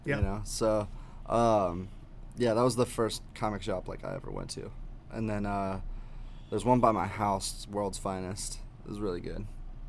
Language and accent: English; Columbus, Ohio, United States; We're both from Columbus, Ohio.